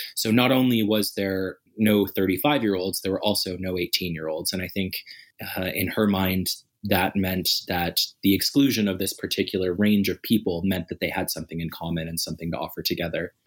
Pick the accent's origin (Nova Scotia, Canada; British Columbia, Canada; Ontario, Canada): Nova Scotia, Canada; also born or lived in Calgary; now in Edmonton, Canada; I'm originally from Nova Scotia